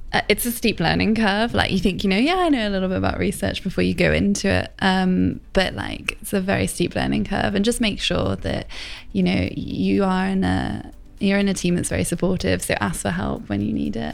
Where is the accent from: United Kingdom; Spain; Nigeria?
United Kingdom; Plymouth, South West England; moved away as an adult; also born or lived in Cheltenham / London; now in Birmingham, United Kingdom; I am from Plymouth.